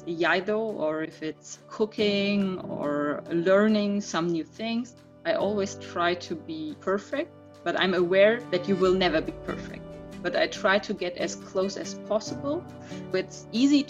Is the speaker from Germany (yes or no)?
yes; Duisburg, North Rhine-Westphalia, Germany; English is a second language; also born or lived in Essen; I was born in Duisburg. It's in the western part of Germany, and I grew up in this area.